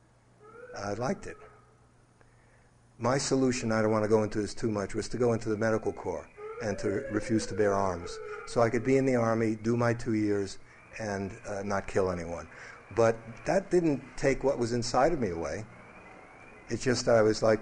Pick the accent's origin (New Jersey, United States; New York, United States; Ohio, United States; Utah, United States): New York, United States; New York City; growing up in New York City, very athletic, loved sports, play soldier, cowboys and Indians, fighting, all those things. In Brooklyn, it was just natural.